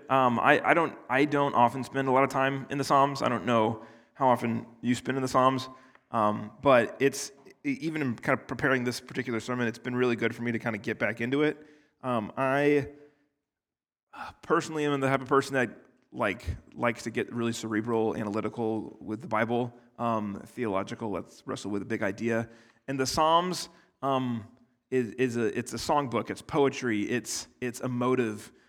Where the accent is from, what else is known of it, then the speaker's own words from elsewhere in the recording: United States; I'm from America where, like, two hundred years is a long time